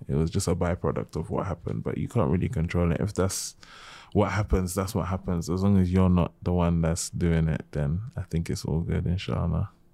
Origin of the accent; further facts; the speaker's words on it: United Kingdom; also born or lived in Gambia / Nigeria / Senegal; being British, being Muslim, being African, being Gambian, being Nigerian, being Senegalese